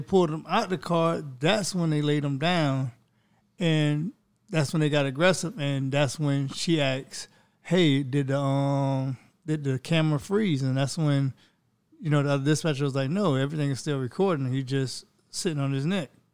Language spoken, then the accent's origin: English; Florida, United States; that's from my home state